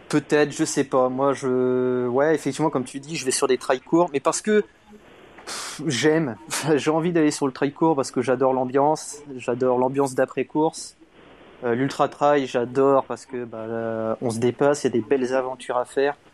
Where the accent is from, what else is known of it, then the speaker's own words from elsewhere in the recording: near Lorient, Brittany, France; Euh, bah, je suis originaire de Bretagne, à côté de Lorient.